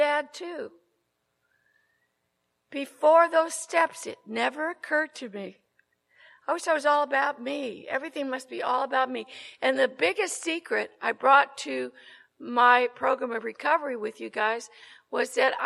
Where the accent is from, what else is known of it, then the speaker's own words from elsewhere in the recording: Glendale, California, United States; also born or lived in Tujunga, California; I'm from Southern California. I live in Tujunga now, and I flew in from Burbank